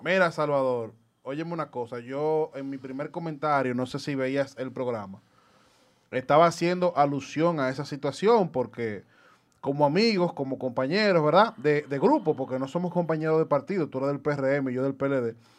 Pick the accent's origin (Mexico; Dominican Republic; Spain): Dominican Republic; te lo digo como dominicano.